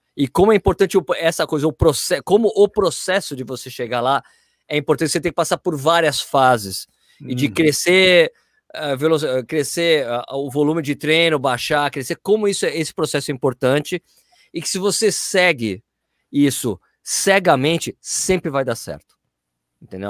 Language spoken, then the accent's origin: Portuguese; São Paulo, Brazil; now in Jundiaí, Brazil; fui nascido e criado na Lapa